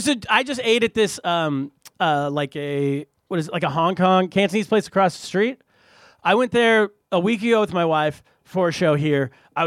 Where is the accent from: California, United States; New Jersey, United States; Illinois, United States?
California, United States; I'm from California.